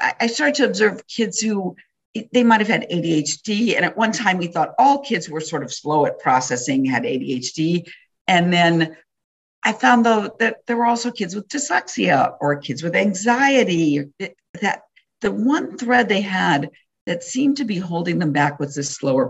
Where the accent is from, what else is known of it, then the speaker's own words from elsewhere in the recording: Wisconsin, United States; growing up in Wisconsin